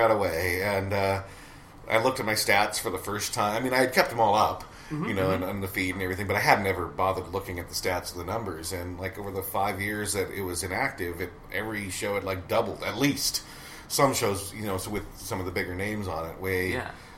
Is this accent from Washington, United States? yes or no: no; Great Falls, Montana, United States; moved away as an adult; also born or lived in New York; now in Great Falls, United States; Great Falls is a small town. It's my hometown